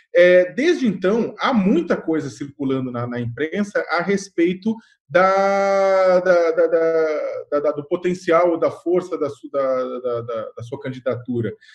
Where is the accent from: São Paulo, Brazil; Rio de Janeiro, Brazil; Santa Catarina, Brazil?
São Paulo, Brazil; eu sou do bairro do Campo Limpo